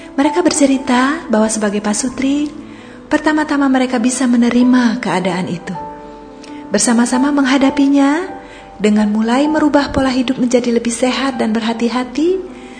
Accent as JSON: {"language": "Indonesian", "region": "Bali", "country": "Indonesia", "tie": "born or raised there", "moved": "yes", "lives_now": "Pangkal Pinang, Indonesia", "said": "saya waktu SMA di Bali"}